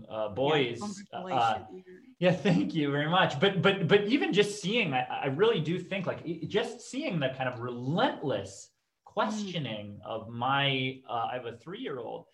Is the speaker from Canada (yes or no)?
yes; Canada; I grew up in Canada, to both my parents are immigrants